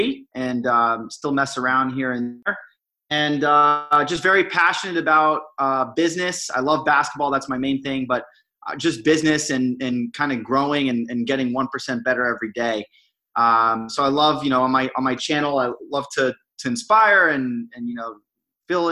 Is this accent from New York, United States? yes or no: no; Miami, Florida, United States; moved away as an adult; also born or lived in Boston; born and raised in Miami, Florida, and went to school or college up in Boston at Brandeis University